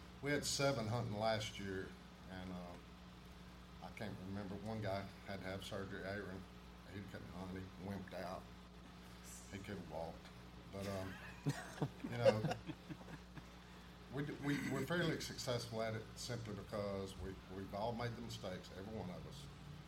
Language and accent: English; Attalla, Alabama, United States; I'm from Atala, Alabama.